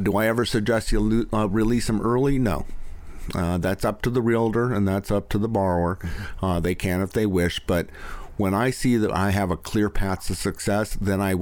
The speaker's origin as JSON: {"language": "English", "town": "Los Altos", "region": "California", "country": "United States", "tie": "born or raised there", "also_born_or_lived": "Clayton, California", "said": "the house that I grew up in Los Altos"}